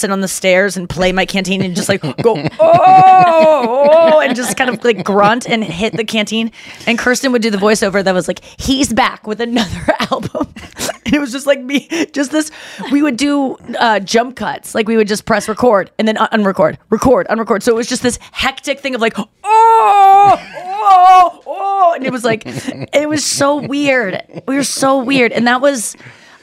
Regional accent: United States; moved away; also born or lived in Ohio / Missouri; I grew up in Ohio and Missouri.

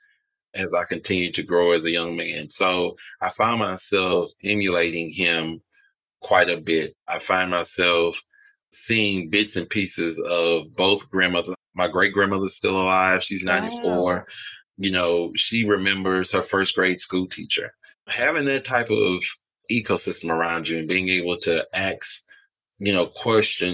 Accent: Alexandria, Louisiana, United States; moved away; I grew up in Alexandria, Louisiana.

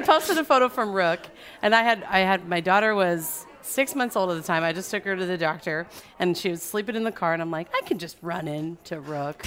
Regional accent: suburbs of Orange County, California, United States; now in New Orleans, United States; I'm from California, from suburbs of Orange County

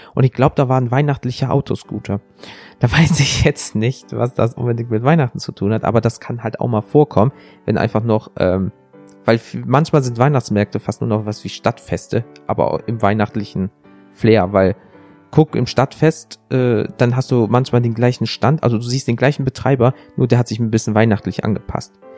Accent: Rhineland, Germany; Ich komme aus dem Rheinland. CHSCH klingt für mich alles gleich.

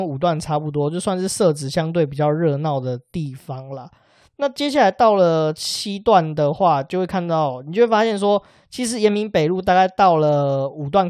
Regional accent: northern Taiwan, Taiwan; 因为我们是北部人，大概是这样，

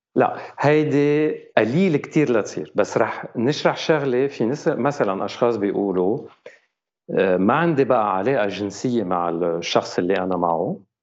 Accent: Lebanon; now in France; انا آه، لبناني فرنسي وعايش بفرنسا

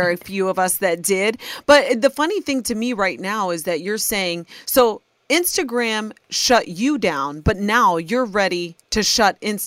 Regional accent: Ohio, United States; Soy Nicaragüense, but I was born and raised in Ohio

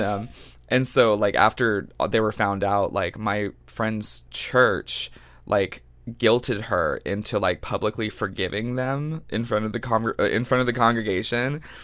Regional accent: Longview, Texas, United States; moved away; I come from Longview, Texas

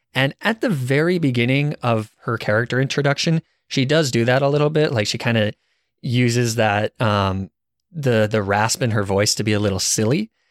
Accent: Arizona, United States; I guess I'm from Arizona

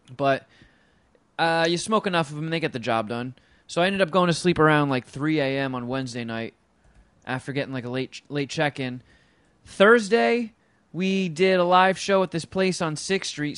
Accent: Los Angeles, California, United States; Los Angeles

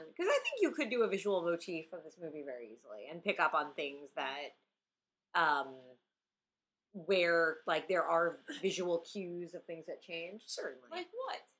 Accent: Long Island, New York, United States; Well, see, I'm from Long Island.

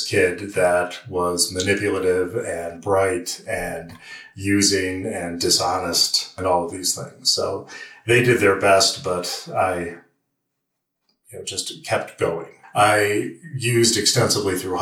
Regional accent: Western New York, United States; moved away; also born or lived in Lockport, New York; I grew up in Western New York

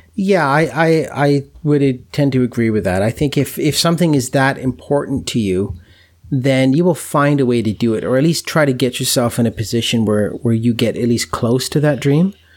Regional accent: Canada; being a Canadian

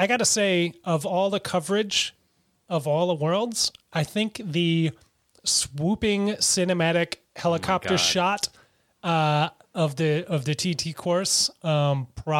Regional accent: United States; as an American

